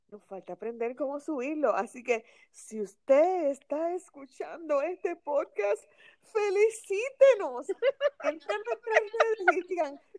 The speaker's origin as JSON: {"language": "Spanish", "country": "Puerto Rico"}